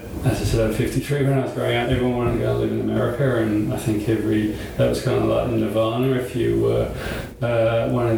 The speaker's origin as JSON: {"language": "English", "region": "London", "country": "United Kingdom", "tie": "born or raised there", "moved": "as an adult", "lives_now": "Australia", "said": "I was born in London, in North London"}